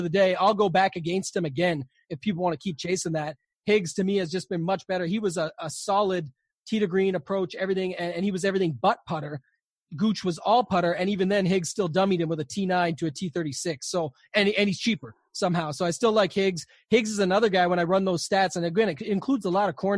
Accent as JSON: {"language": "English", "country": "Canada", "said": "I'm Canadian"}